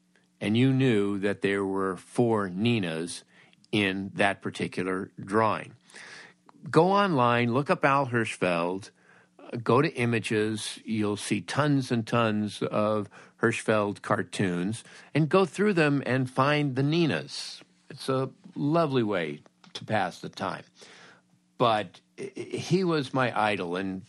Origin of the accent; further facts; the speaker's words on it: Woodland Hills, California, United States; I grew up in Woodland Hills in the San Fernando Valley.